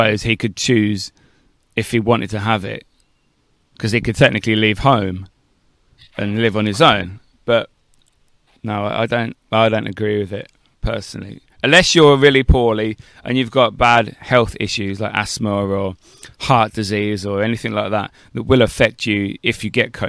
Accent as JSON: {"language": "English", "town": "Northampton", "region": "East Midlands", "country": "United Kingdom", "tie": "born or raised there", "said": "In Northampton, where I am now"}